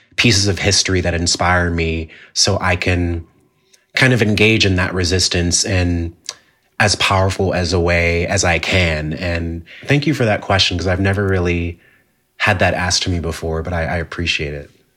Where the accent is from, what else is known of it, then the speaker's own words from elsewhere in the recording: Jamaica; it has taught me a lot about being Jamaican